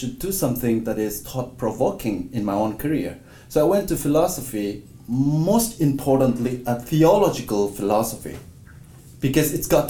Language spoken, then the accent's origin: English; India; moved away as an adult; I came from India and I grew up in a very multicultural, multi-religious, multi-complexion kind of a setting.